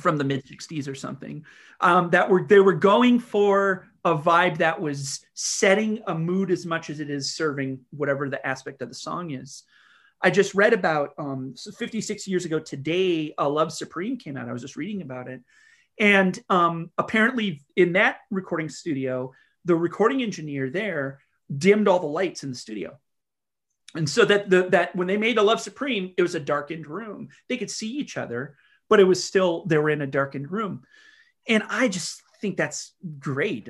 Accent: North Dakota, United States; now in Kalamazoo, United States; I live in Kalamazoo, Michigan. That's, that's the other thing, but I'm not from there. I'm from North Dakota

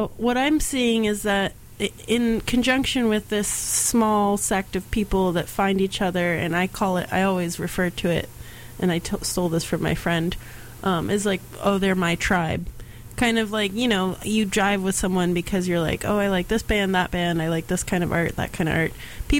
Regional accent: the South, United States; I'm from the South.

